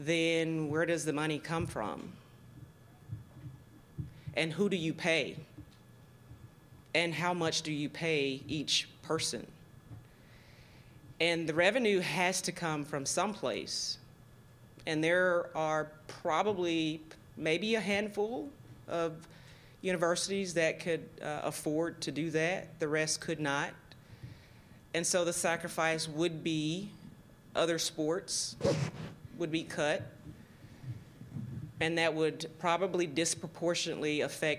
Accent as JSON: {"language": "English", "region": "Georgia", "country": "United States", "tie": "born or raised there", "also_born_or_lived": "Tallahassee, Florida / Nashville, Tennessee", "moved": "as an adult", "lives_now": "Virginia, United States", "said": "I was born and raised in Georgia. You probably can hear"}